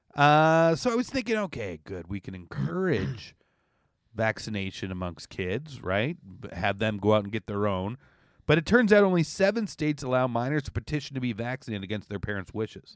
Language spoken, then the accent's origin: English; Canada; now in New York, United States; as a Canadian